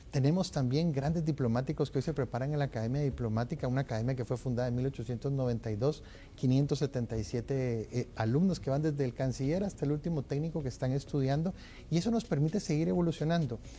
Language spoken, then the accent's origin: Spanish; Guatemala; como guatemalteco